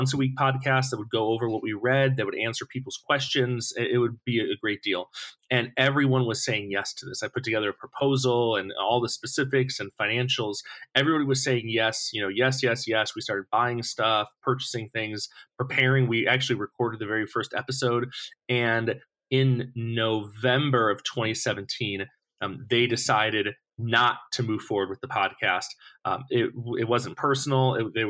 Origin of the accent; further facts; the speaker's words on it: Buffalo, New York, United States; moved away as an adult; also born or lived in Missouri; now in California, United States; I was born in New York City, raised in Buffalo, New York.